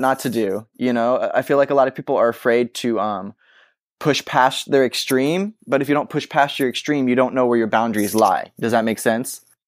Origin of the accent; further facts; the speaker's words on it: Texas, United States; you're a kid growing up in Texas